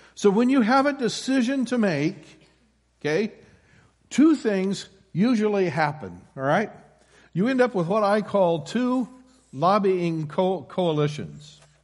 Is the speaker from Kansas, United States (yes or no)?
no; Iowa, United States; moved away; born and raised in Iowa